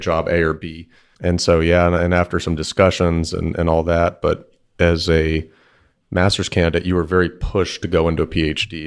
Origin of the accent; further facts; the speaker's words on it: Bellaire, Texas, United States; Houston, Texas, or Bel Air, Texas specifically